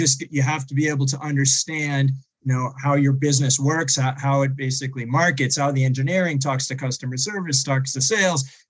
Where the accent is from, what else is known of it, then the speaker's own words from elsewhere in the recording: outside of Boston, Massachusetts, United States; I grew up outside of Boston and public schools